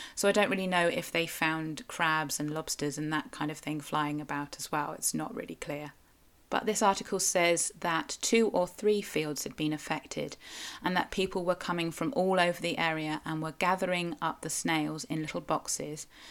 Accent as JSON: {"language": "English", "area": "Cornwall", "region": "South West England", "country": "United Kingdom", "said": "I am a Cornish writer, blogger, podcaster"}